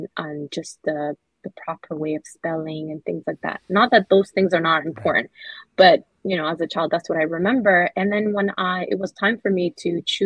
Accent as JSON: {"language": "English", "country": "Somalia", "said": "I'm from Somalia"}